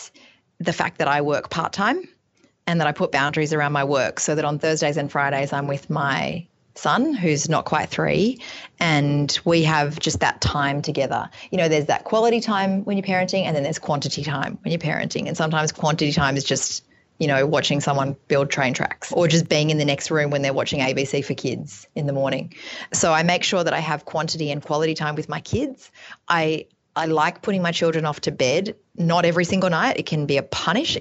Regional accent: Australia; as an Australian

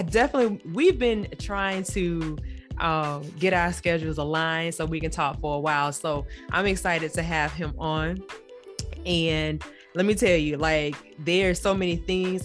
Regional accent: Wimauma, Florida, United States; We both were born and raised in Waimama. Okay, Waimama is south of about 30, 45 minutes south of Tampa

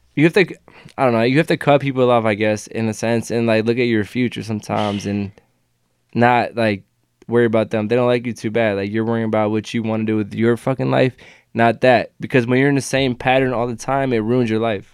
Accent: Cleveland, Ohio, United States; I'm a kid from Cleveland

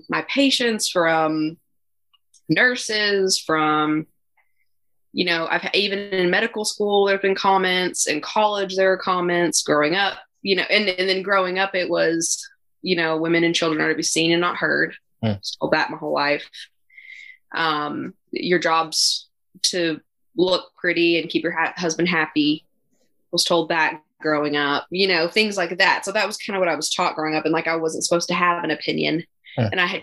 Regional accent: Western Kentucky, United States; moved away; also born or lived in Nashville, Tennessee / Eastern Tennessee; I grew up in Western Kentucky

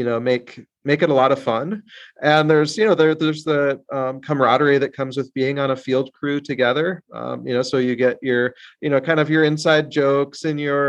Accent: South Dakota, United States; I grew up in South Dakota

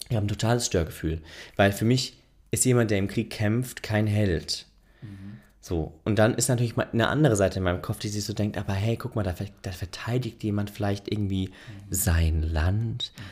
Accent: Germany; ich als Deutscher

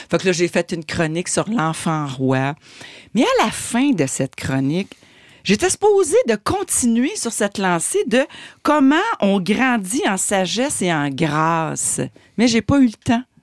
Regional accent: Quebec, Canada; Le cipote gaspésien, parce que moi, je suis gaspésienne d'origine et fière de l'être.

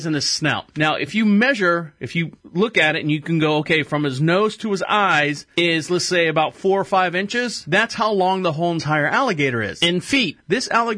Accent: Florida, United States; I was born and raised in Florida

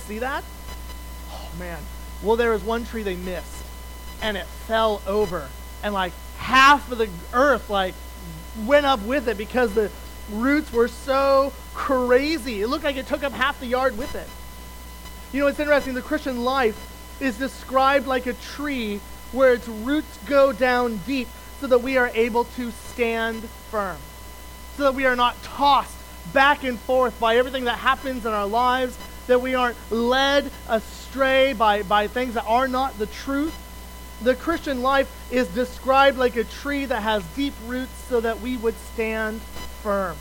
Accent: Wyoming, United States; moved away as an adult; also born or lived in Colorado / Kentucky / Ontario; now in Ohio, United States; I grew up in Wyoming

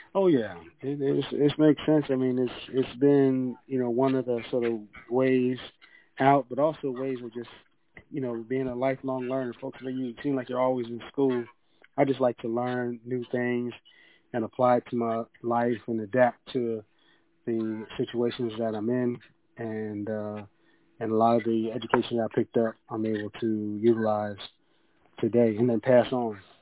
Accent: York, Pennsylvania, United States; moved away as an adult; also born or lived in Georgia; now in Atlanta, United States; I'm originally from York, PA

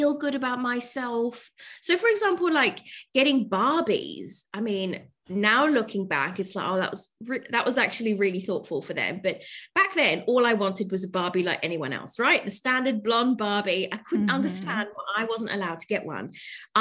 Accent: London, United Kingdom; moved away as an adult; also born or lived in Spain; now in Melbourne, Australia; growing up in London was the multiculturalness that comes with it

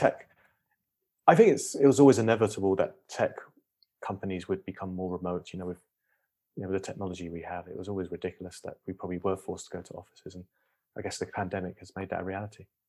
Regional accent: United Kingdom; moved away as an adult; now in United States; I'm British, I live twelve years in the U S

